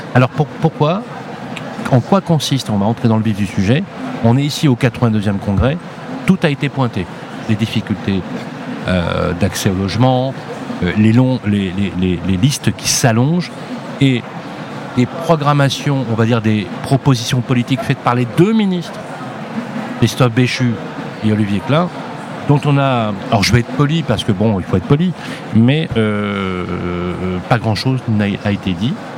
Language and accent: French; Lyon, Auvergne-Rhône-Alpes, France; je suis de Lyon